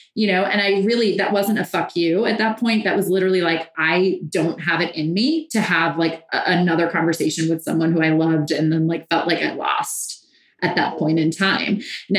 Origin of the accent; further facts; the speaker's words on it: Ireland; Well, I'm Irish, so I still have a little resentment.